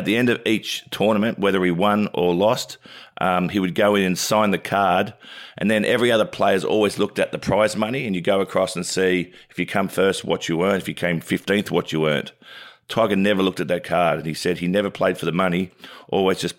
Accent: Wollongong, New South Wales, Australia; run a leg of the 2000 Olympics torch through my hometown of Wollongong

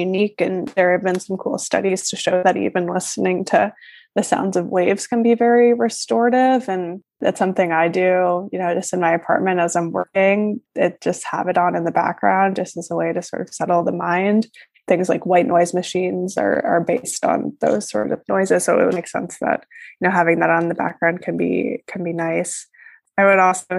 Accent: Northeast, United States; I live in New York City and I am from the Northeast originally

